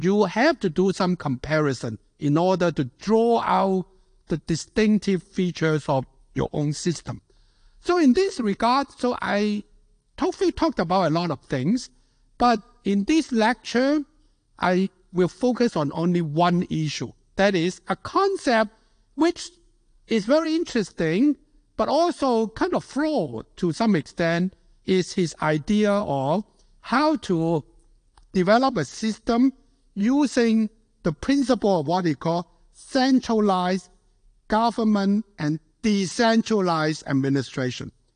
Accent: Hong Kong; moved away; also born or lived in United States; being born and raised in Hong Kong

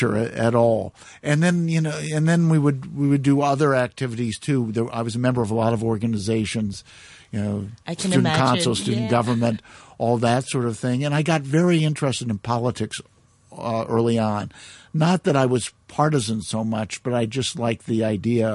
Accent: Galesburg, Illinois, United States; also born or lived in Chicago, Illinois; now in Hong Kong; when I was only about 4 years old, we moved another part of Illinois, the same state, a place called Galesburg

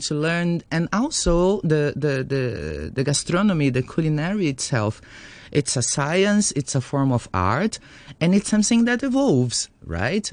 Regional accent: Brazil

